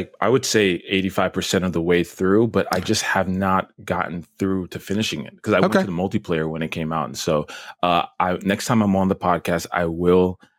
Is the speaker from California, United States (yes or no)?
no; Brooklyn, New York, United States; born there; I'm kind of like disappointed or like let down by my lack of a Brooklyn accent. I was born in Brooklyn.